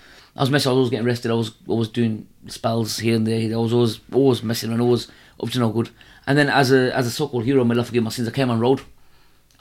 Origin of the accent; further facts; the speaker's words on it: Birmingham, West Midlands, United Kingdom; I'm from Birmingham, Alamrock.